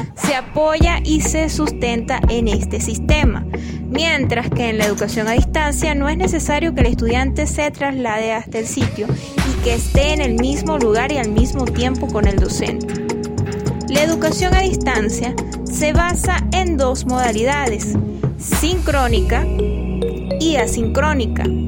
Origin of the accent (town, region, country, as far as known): Venezuela